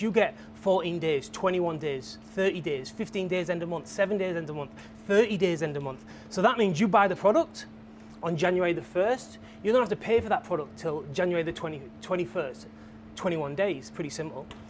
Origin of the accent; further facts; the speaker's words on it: England, United Kingdom; I'm from England